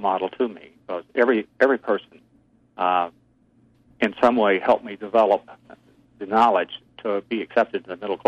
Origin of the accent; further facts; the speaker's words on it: Stewart County, Tennessee, United States; also born or lived in Granite City, Illinois; I grew up in the South